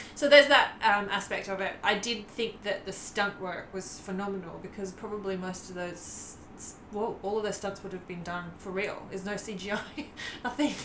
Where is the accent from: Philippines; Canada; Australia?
Australia; as an Australian